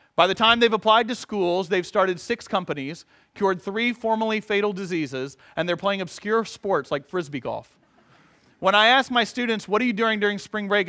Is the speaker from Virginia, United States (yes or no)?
no; Atlanta, Georgia, United States; moved away; growing up in Atlanta